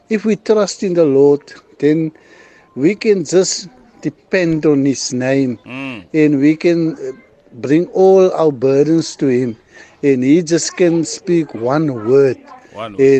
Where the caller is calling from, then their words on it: Gouda, Western Cape, South Africa; I'm here from Gouda in the Western Cape.